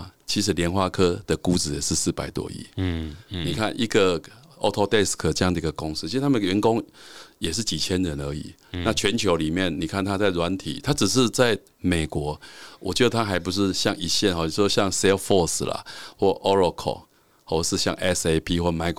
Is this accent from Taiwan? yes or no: yes; Taiwan; 我们台湾人很聪明，